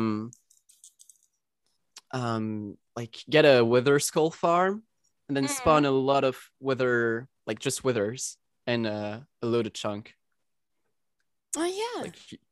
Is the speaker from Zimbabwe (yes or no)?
no; Belgium; English is a second language; I'm from Belgium and talk French